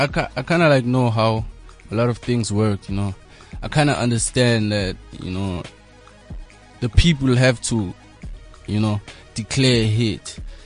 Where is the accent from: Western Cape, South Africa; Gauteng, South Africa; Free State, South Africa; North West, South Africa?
Gauteng, South Africa; Johannesburg; also born or lived in Matatiele, Eastern Cape; I was born in Joburg